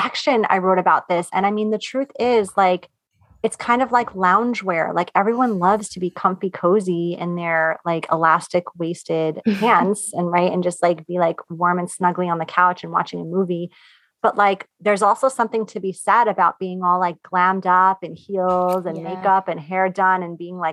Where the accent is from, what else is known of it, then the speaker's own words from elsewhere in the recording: New York, United States; I'm from New York